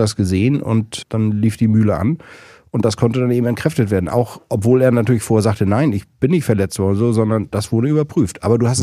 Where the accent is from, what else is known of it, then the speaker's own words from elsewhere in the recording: Kronshagen, Schleswig-Holstein, Germany; now in Berlin, Germany; irgendwo in Kronshagen, wo ich aufgewachsen bin